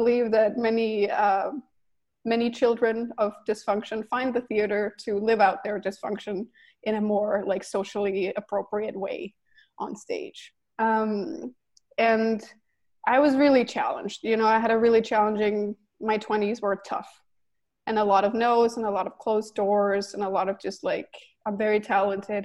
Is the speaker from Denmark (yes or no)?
yes; Denmark; also born or lived in New York City, United States; now in Los Angeles, United States; So I'm Danish and I grew up in Denmark